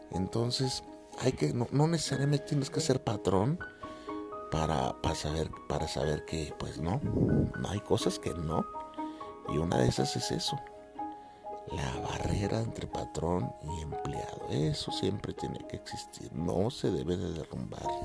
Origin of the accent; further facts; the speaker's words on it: Mexico; que se presente … es un cantante muy popular acá en mi país